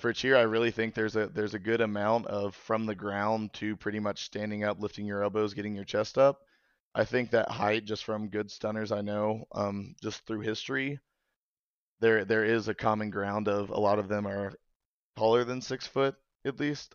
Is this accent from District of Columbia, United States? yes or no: no; Kentucky, United States; moved away; I'm from Kentucky originally